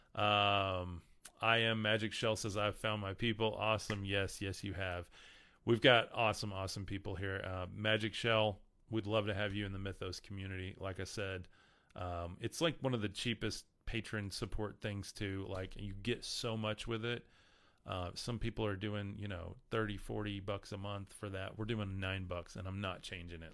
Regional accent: Amarillo, Texas, United States; I'm from Amarillo.

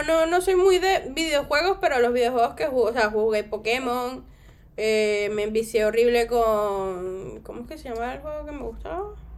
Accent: Venezuela; now in Spain; yo soy venezolana

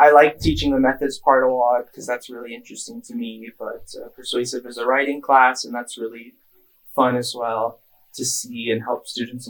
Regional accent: near San Francisco, California, United States; moved away as an adult; I'm from California, from near San Francisco

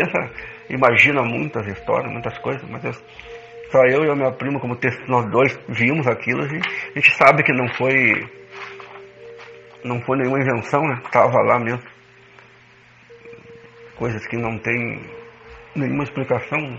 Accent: Rosário do Sul, Rio Grande do Sul, Brazil; lá na cidade de Rosário, na minha terra

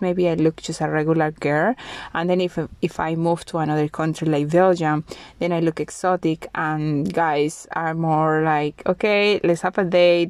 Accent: Colombia; moved away as an adult; now in Bulgaria; I am from Colombia, but now I live in Bulgaria

